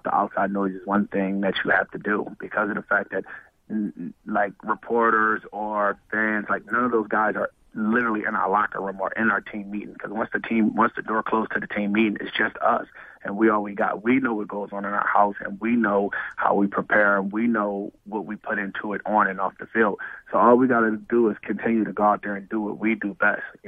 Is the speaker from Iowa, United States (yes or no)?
no; Philadelphia, Pennsylvania, United States; moved away as an adult; I grew up a Sixers fan because I'm being from Philly